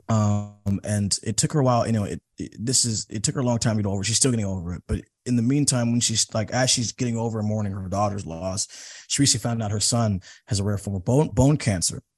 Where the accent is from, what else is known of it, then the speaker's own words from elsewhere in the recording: Seattle, Washington, United States; I'm from Seattle